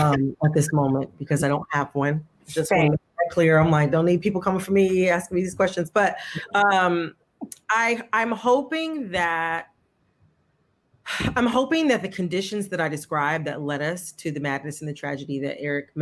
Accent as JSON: {"language": "English", "region": "Michigan", "country": "United States", "tie": "born or raised there", "said": "I grew up in Michigan in the 90s"}